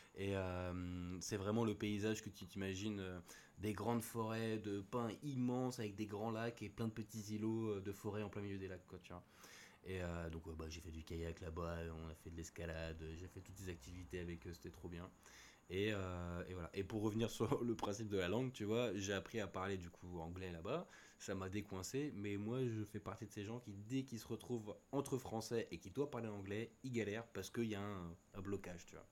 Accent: Lagny-sur-Marne, Île-de-France, France; moved away as an adult; now in Réunion, France; j'ai grandi dans le 77, euh, Lagny sur Marne, à côté de Disney

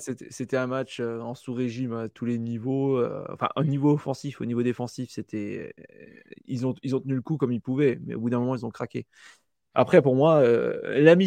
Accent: France; chez nous en France

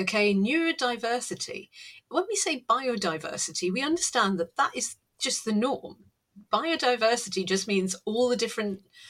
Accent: North East England, United Kingdom; And Northeasterner, because I am, you know, I was brought up in the Northeast, all over the Northeast.

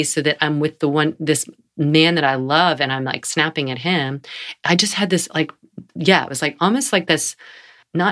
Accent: North Carolina, United States; I'm from North Carolina

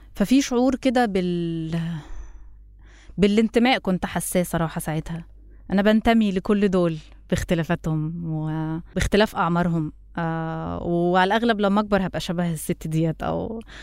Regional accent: Egypt; انا مصريه

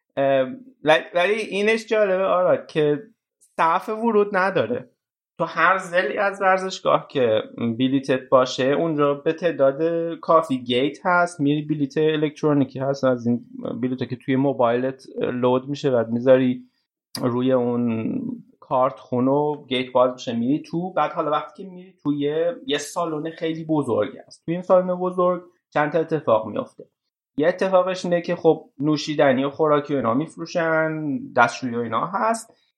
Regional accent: Iran; ما ایرانی هستیم

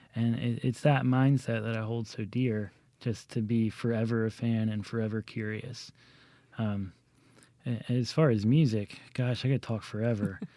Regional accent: Jackson, Mississippi, United States; growing up in Jackson

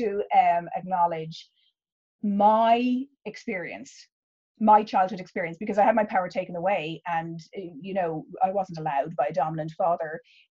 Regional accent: Ireland; both being Irish

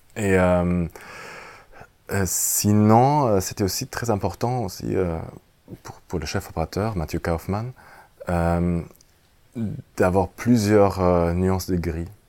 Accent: Germany; French is a second language; pour moi, en tant qu'Allemand

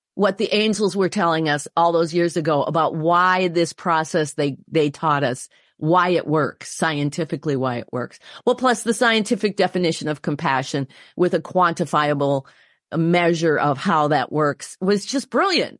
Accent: Wisconsin, United States; my home state of Wisconsin

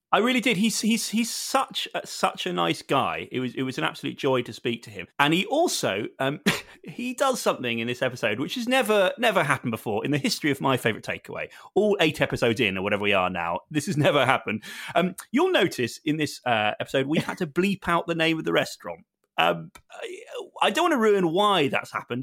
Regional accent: Bath, South West England, United Kingdom; Growing up in Bath was a weird thing

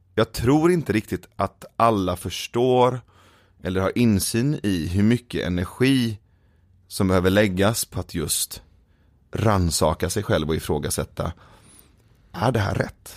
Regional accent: Sweden; born or raised there; also born or lived in Iran

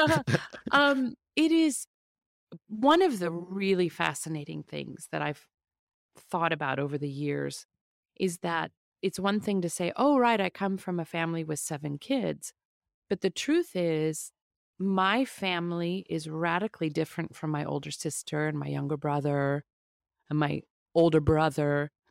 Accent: a suburban town outside of Kansas City, Midwest, United States; I grew up in the Midwest in a suburban town outside of Kansas City

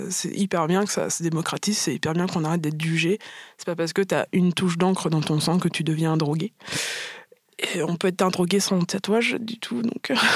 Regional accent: Martinique, France; moi je suis martiniquaise, enfin métisse martiniquaise, et j'ai toujours eu vraiment un gros complexe avec ça.

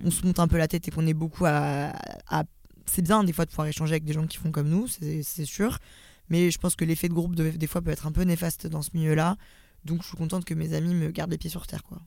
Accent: Lyon, Auvergne-Rhône-Alpes, France; j'ai 25 ans, je suis lyonnaise, c'est très important dans mon identité

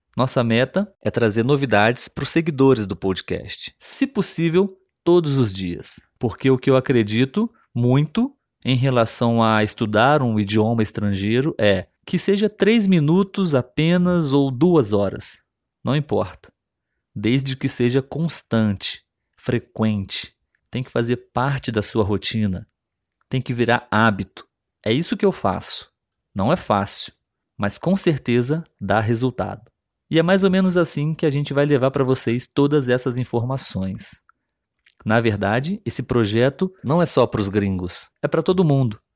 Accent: Brazil; first language Portuguese; o nosso português brasileiro

